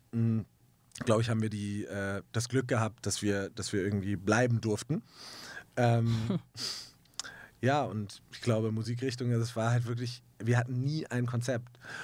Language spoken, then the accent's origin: German; Hamburg, Germany; ich komme aus Hamburg in Deutschland